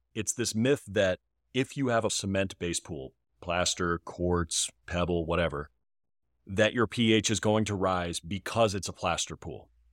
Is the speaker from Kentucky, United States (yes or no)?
no; Northern Virginia, United States; I'm from Northern Virginia